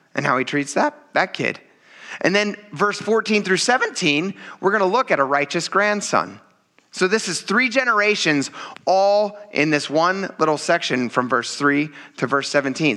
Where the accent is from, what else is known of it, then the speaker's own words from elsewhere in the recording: Pennsylvania, United States; being from Pennsylvania